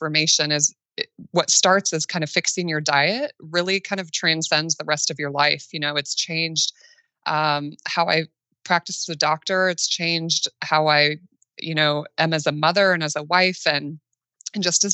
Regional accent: Midwest, United States; I live in Nebraska, right in the middle of the United States, born and raised in the Midwest.

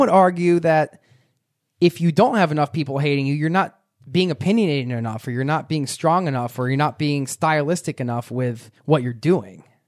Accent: Philadelphia, Pennsylvania, United States; We're from Philly

